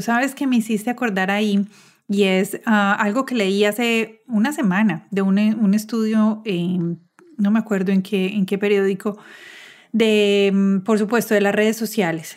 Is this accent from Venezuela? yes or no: no; Medellín, Antioquia, Colombia; moved away as an adult; now in United States; yo también soy de Medellín, pero cuando me mudé a vivir a los Estados Unidos hace 11 años